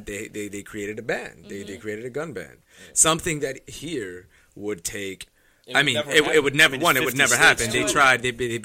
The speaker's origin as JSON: {"language": "English", "country": "United States", "said": "we're American, right?"}